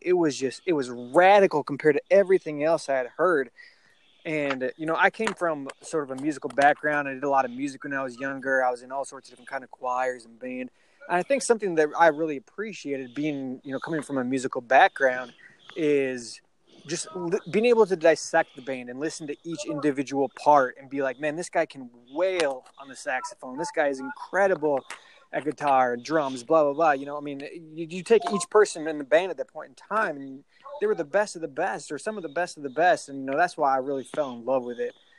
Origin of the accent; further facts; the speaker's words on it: Minnesota, United States; now in Peachtree City, United States; I'm originally from Minnesota